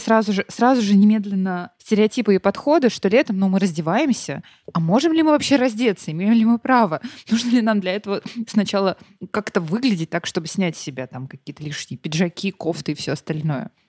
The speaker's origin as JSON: {"language": "Russian", "country": "Russia", "tie": "born or raised there", "said": "я наполовину таджичка, и я росла в России"}